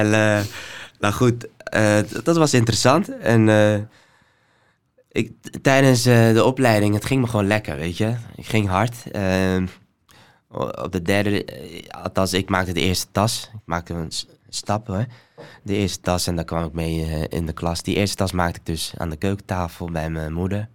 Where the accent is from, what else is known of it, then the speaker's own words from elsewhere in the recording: Somalia; now in Netherlands; ik ben geboren in Somalië